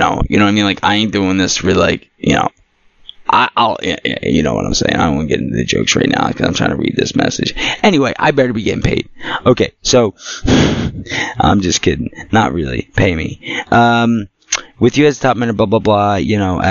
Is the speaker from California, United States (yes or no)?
no; Philadelphia, Pennsylvania, United States; also born or lived in New Jersey; I'm from Philly. I'm a Philly Jersey mutt